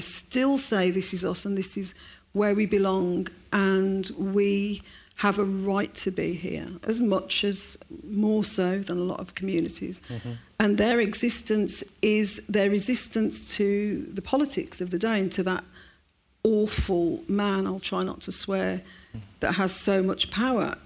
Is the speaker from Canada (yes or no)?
no; Birmingham, West Midlands, United Kingdom; the day after the pub bombings, I went to school, and my bus was diverted around the city centre